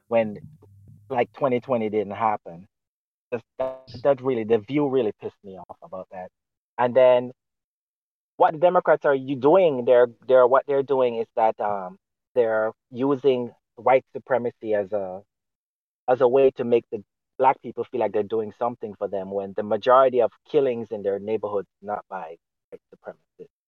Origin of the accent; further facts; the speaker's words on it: Jamaica; now in United States; I came from Jamaica